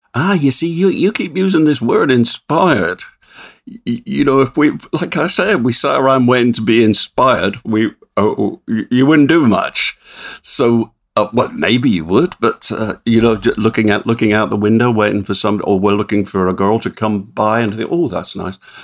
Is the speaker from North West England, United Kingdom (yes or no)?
no; Swindon, South West England, United Kingdom; my hometown of Swindon